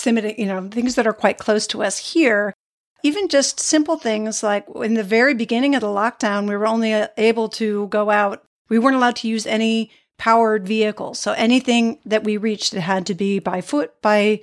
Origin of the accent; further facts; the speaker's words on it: New England, United States; growing up in New England